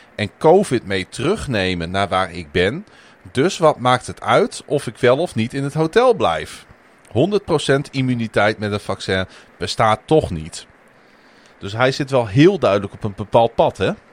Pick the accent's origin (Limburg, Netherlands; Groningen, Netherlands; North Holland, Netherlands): Groningen, Netherlands; ik ben natuurlijk geboren en getogen in Groningen